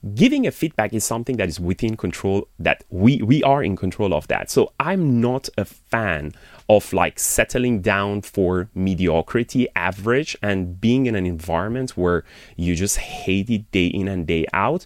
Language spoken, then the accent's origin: English; Iran; moved away as an adult; I born and raised in Iran and I've been outside of the country since I was, like, around twenty years old